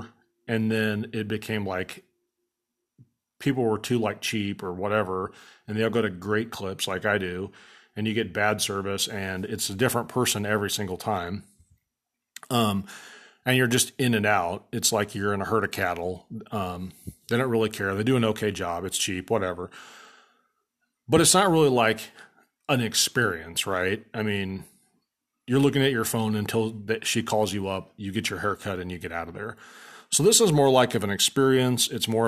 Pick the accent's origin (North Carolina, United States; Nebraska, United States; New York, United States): Nebraska, United States; Papillion; So where I grew up in Papillion, Nebraska, there was a guy who owned a barbershop downtown